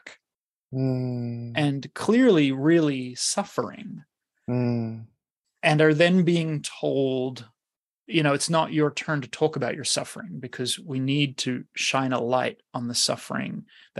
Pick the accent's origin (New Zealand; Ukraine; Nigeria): New Zealand; I grew up in New Zealand, which was sports crazy